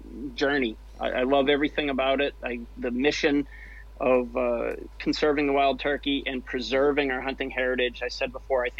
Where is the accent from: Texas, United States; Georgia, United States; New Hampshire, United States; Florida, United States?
New Hampshire, United States; grew up right here in New Hampshire, born and bred